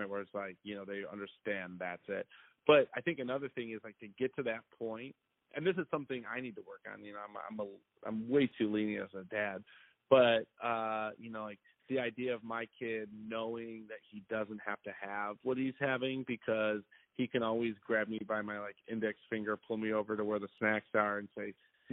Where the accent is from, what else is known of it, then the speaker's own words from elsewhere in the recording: an hour and a half from Chicago, Midwest, United States; I grew up in the Midwest, and I had, you know, I'm not from a super diverse family or background, and my area that I live, even though we were only an hour and a half away from Chicago, was not very diverse.